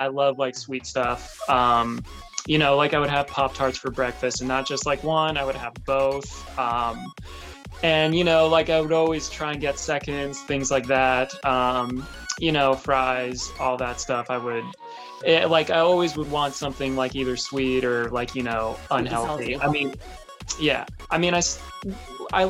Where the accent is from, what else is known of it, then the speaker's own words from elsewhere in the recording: Florida, United States; also born or lived in Maryland; Yes, I was raised in Florida.